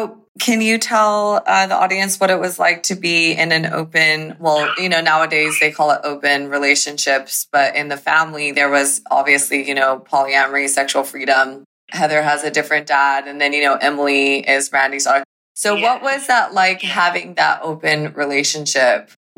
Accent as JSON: {"language": "English", "country": "Ecuador", "tie": "born there", "said": "And I was born in Ecuador."}